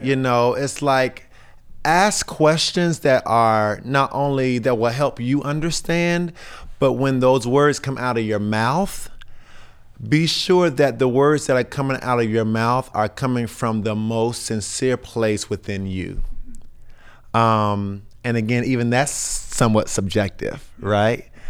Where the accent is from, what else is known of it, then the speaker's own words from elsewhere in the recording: North Carolina, United States; I'm from North Carolina, I'm in my mid-thirties, um, I'm a black male